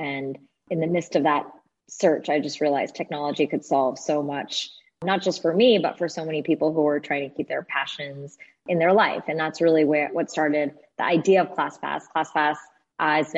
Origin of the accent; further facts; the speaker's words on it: New Jersey, United States; I grew up in New Jersey. I'm a child of two immigrants